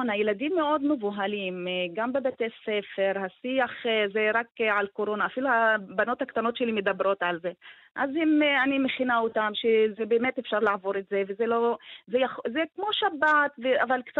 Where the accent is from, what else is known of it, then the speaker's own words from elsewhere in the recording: Tamra, Northern District, Israel; אני מטמרה.